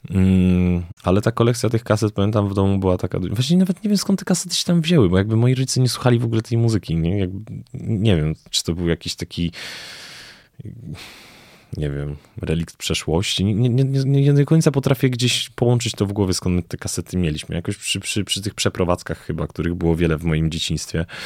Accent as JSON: {"language": "Polish", "country": "Belgium", "tie": "born or raised there", "also_born_or_lived": "Greece", "lives_now": "Poland", "said": "Najpierw uczyłem się w Grecji, w Atenach, potem dorastałem w Belgii. I jakoś mm, tam było dużo przeprowadzek, bo potem jak przeprowadziliśmy się do Polski, to też mieszkaliśmy w różnych, w różnych miejscach."}